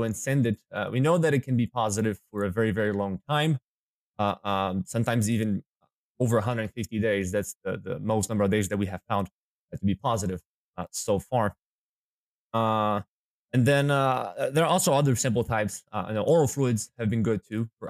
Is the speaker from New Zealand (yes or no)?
no; Brazil; moved away as an adult; now in Minnesota, United States; So I was born in Brazil. My dad is a hog producer, so that's how I got into the swine business. And then that's where I got my DVM degree back in Brazil in 2014